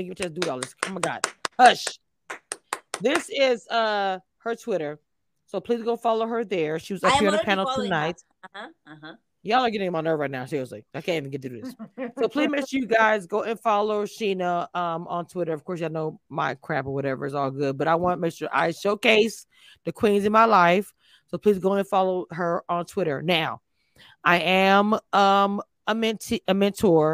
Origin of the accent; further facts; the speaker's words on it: the South, United States; I am from the South